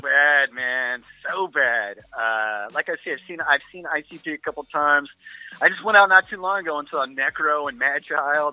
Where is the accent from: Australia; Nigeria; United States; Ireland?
United States; Midwest; I'm from the Midwest.